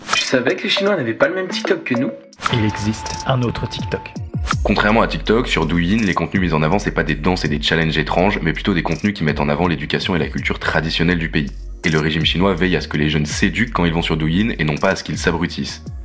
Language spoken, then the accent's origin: French; France; chez nous, en France